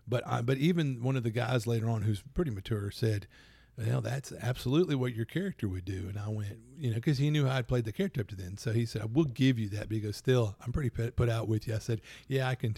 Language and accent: English; Louisiana, United States; Plus, I'm from Louisiana.